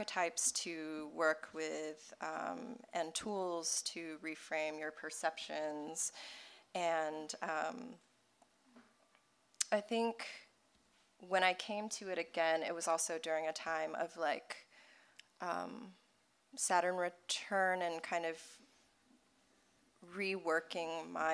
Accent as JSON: {"language": "English", "region": "Deep South", "country": "United States", "tie": "born or raised there", "said": "I grew up in the Deep South as an immigrant kid"}